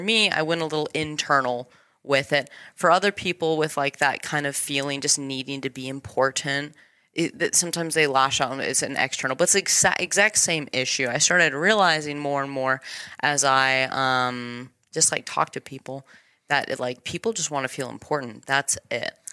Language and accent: English; Elizabeth, Colorado, United States; I was born and raised in Colorado. Little tiny town called Elizabeth.